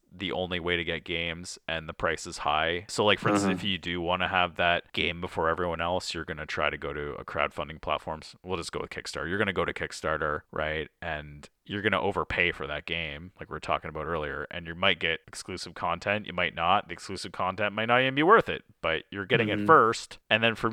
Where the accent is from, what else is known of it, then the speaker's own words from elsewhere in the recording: Canada; being Canadian